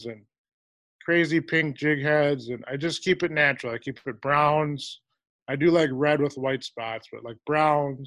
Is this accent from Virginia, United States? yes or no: no; Fridley, Minnesota, United States; also born or lived in St. Croix Falls, Wisconsin; now in Chetek, United States; I grew up in Fridley, Minnesota, which would be a kind of north suburb